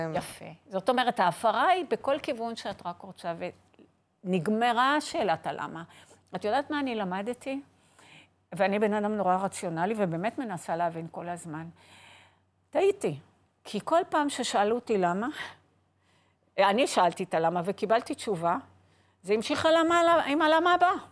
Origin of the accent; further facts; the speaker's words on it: Haifa, Haifa District, Israel; גדלתי בחיפה